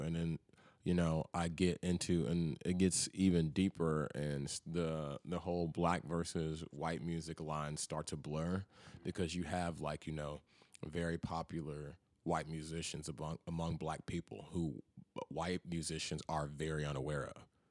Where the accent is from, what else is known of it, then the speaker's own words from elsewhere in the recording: Memphis, Tennessee, United States; moved away as an adult; also born or lived in Chattanooga; now in Nashville, United States; growing up in Memphis